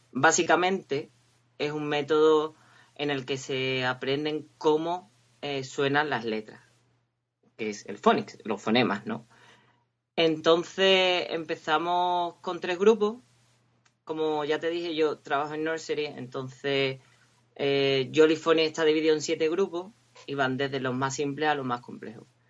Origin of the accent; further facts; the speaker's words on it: Cádiz, Andalusia, Spain; moved away as an adult; also born or lived in Huelva; now in Windsor, United Kingdom; soy de Cádiz y estudié en la Universidad de Huelva y hace como cinco años me vine a vivir a Inglaterra